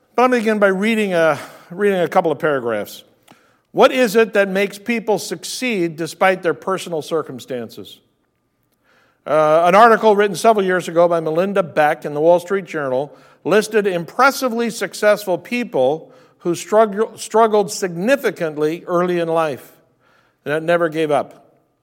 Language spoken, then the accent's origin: English; California, United States; growing up in California